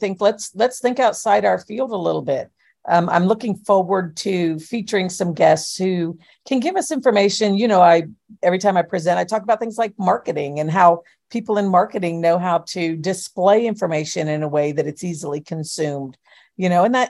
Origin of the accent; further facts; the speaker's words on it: Florida, United States; We're rural. I'm from Florida, man.